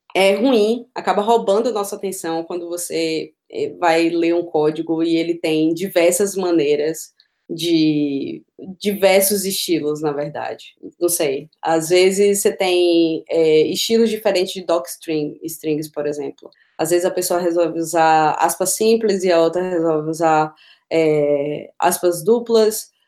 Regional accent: Feira de Santana, Bahia, Brazil; moved away as an adult; now in Berlin, Germany; eu sou de Feira de Santana, no interior da Bahia

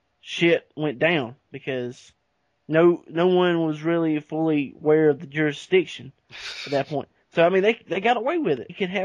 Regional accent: Boston, Massachusetts, United States; moved away; I'm from Boston. How do you like my accent?

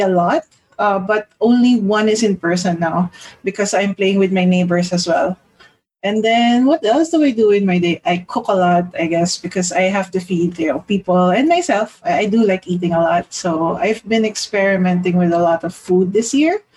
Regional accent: Philippines; I'm from the Philippines

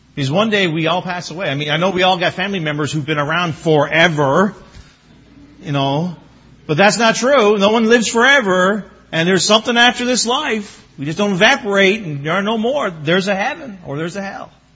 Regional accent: Newfoundland and Labrador, Canada; growing up in Newfoundland

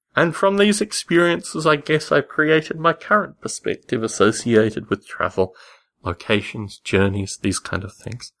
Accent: Canberra, Australian Capital Territory, Australia; As a child in Australia, particularly growing up in Canberra, Australia

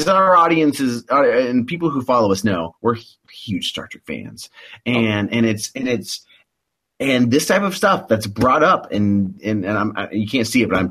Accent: the Ozarks, Midwest, United States; I'm from the Midwest, and I'm an Ozark boy

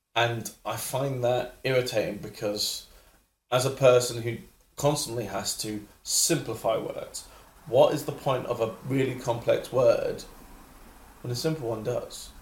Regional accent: London, United Kingdom; I grew up in London

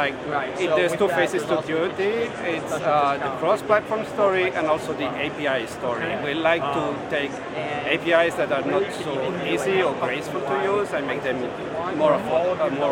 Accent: France; moved away as an adult; also born or lived in Oslo, Norway; now in Santa Clara, United States; I'm from France

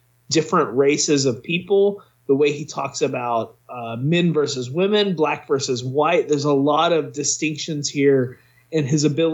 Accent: United States; we're all from the United States

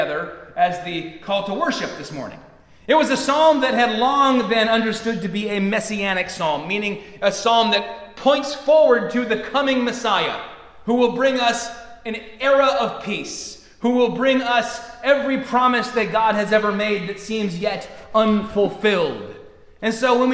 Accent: Michigan, United States; we're from Michigan

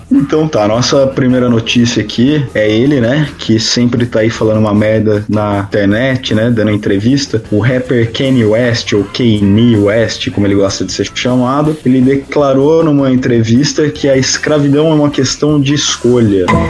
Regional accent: interior of São Paulo, Brazil; now in Florianópolis, Brazil; sou paulista do interior radicado aqui em Santa Catarina, na Ilha da Magia famigerada Florianópolis

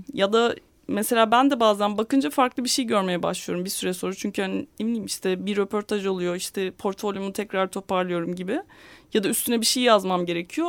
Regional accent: Istanbul, Turkey; ben 1985 doğumluyum. İstanbul'da doğdum. Burada yaşıyorum hala.

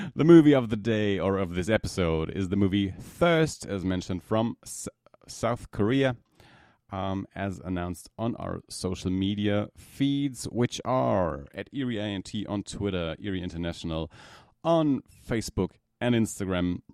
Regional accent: Germany; from Germany

